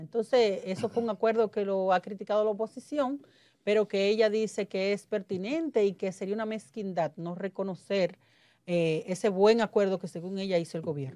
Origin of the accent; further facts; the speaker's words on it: Dominican Republic; Yo soy pro dominicano, yo soy, este mi país